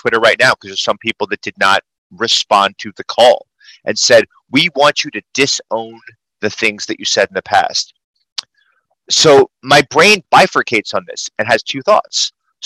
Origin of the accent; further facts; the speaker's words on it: New York City, New York, United States; I talk fast. I'm a New Yorker.